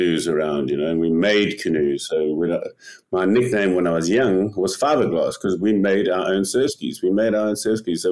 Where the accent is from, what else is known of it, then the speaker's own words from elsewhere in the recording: Westville, KwaZulu-Natal, South Africa; now in Cape Town, South Africa; I grew up in Westville.